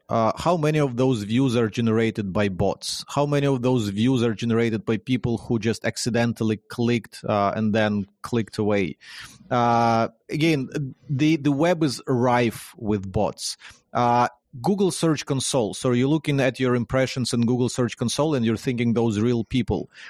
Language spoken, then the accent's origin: English; Ukraine; born and raised in Ukraine, in, in Ukraine